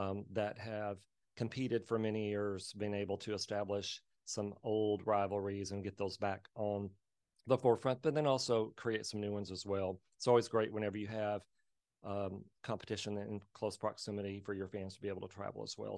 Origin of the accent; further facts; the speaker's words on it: Plains, Texas, United States; I'm from Plains, Texas, a small traditional cotton, cattle, oil, ranching, uh, community out in West Texas